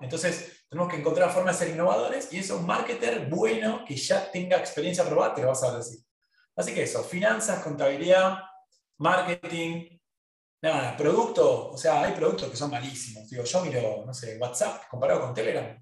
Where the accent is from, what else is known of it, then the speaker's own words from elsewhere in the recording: Argentina; Todos los que somos argentinos